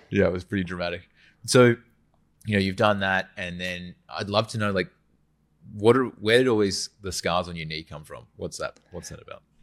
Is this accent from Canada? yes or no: no; Western Australia, Australia; moved away; I'm from Western Australia, so it's very flat.